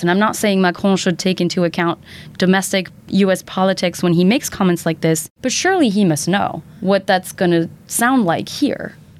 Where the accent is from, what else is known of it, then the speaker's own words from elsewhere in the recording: Belgium; now in United States; as a Belgian